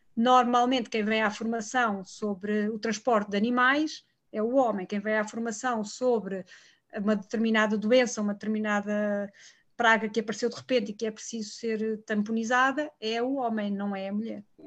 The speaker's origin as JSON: {"language": "Portuguese", "region": "Lisbon", "country": "Portugal", "tie": "born or raised there", "said": "eu sou de Lisboa, nasci em Lisboa e cresci em Lisboa"}